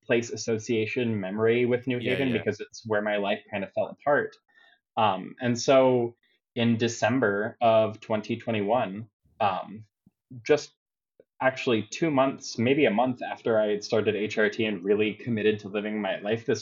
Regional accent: Baltimore, Maryland, United States; accent: Baltimore; my Baltimore accent

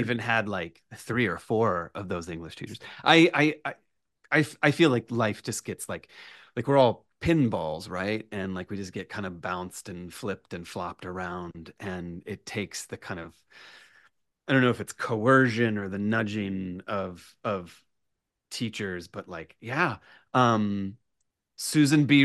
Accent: Richmond, Virginia, United States; moved away as an adult; also born or lived in Roanoke, Virginia; now in New York, United States; I was raised in Richmond, Virginia

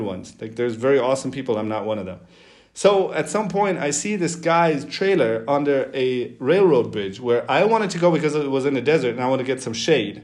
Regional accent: Northern Germany, Germany; moved away as an adult; also born or lived in Beijing, China; I'm like, Germany.

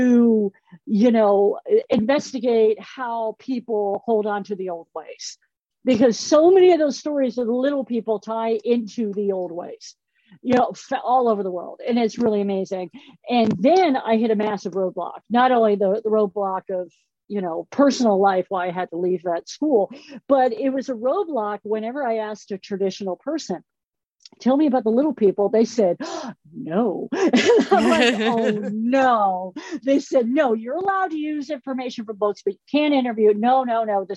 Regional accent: Los Angeles, California, United States; moved away as an adult; now in Albuquerque, United States; I grew up in Los Angeles

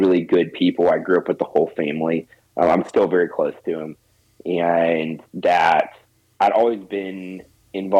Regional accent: Arkansas, United States; I'm born and raised in Arkansas

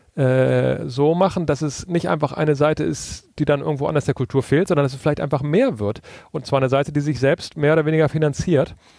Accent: Northern Germany, Germany; now in Berlin, Germany; auf dem Dorf, wo ich groß geworden bin in Norddeutschland

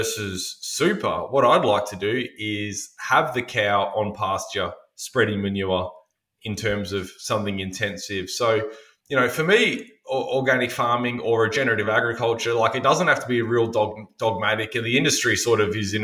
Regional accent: Albury, New South Wales, Australia; my hometown

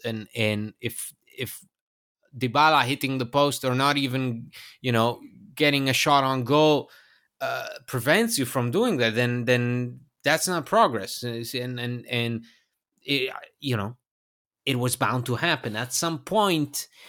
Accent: Bologna, Emilia-Romagna, Italy; it's m, basically my hometown. It's, yeah, it's, uh, where I have my roots.

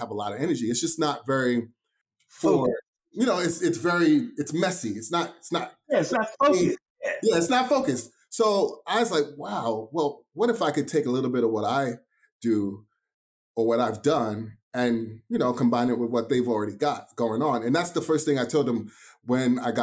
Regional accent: New York City, New York, United States; moved away as an adult; also born or lived in Boston; now in Houston, United States; I was born and raised in the Bronx, New York

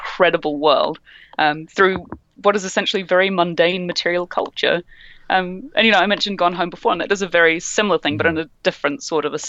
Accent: New Zealand; Can identify being a New Zealander

